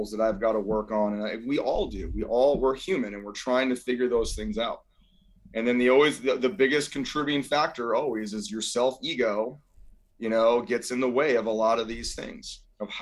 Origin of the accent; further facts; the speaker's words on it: Scotts Valley, California, United States; I'm a kid from Scotts Valley